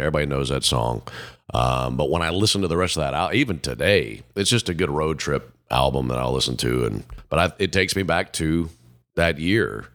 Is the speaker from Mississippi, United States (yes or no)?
yes; Mississippi, United States; how I grew up in Mississippi